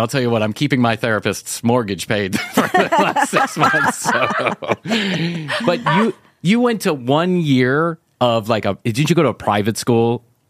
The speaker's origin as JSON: {"language": "English", "town": "Chicago", "region": "Illinois", "country": "United States", "moved": "as an adult", "said": "I am, but I've been here for almost 30 years. So it's not like I just fell off the turnip truck from Chicago."}